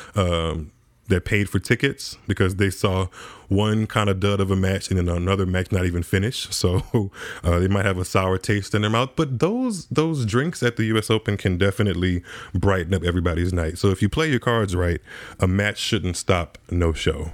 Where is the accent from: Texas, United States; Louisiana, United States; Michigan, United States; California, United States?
Louisiana, United States; as I'm from Louisiana myself